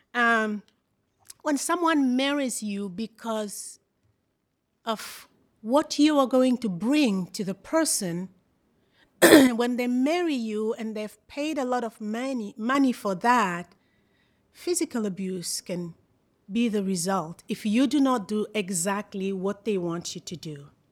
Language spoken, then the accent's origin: English; Brazzaville, Republic of the Congo; I am from Congo, Brazzaville